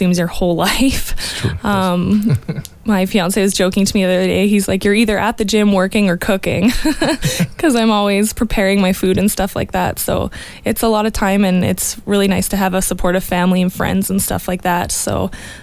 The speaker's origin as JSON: {"language": "English", "town": "Edmonton", "region": "Alberta", "country": "Canada", "moved": "as an adult", "lives_now": "Olds, Canada", "said": "I'm originally from Edmonton. I moved to Olds a few years ago"}